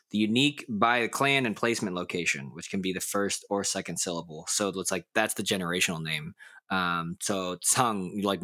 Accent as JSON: {"language": "English", "town": "Daegu", "region": "North Gyeongsang", "country": "South Korea", "tie": "born there", "said": "You know, like I was born in Daegu, but like, does that mean that I'm from there or did I just happen to be born there?"}